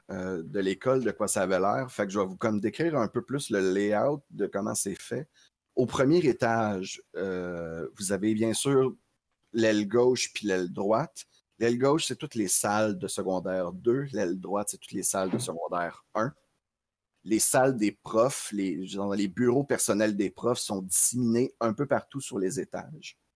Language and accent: French; New York, United States; J'ai grandi dans Queens, oui.